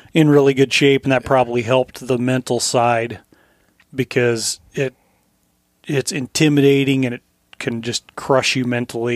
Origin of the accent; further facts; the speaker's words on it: Colorado, United States; moved away; As I was growing up in Colorado